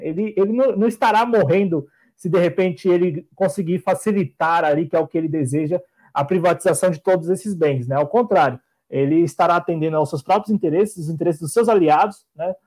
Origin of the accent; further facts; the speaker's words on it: Brazil; Nos pertence enquanto brasileiros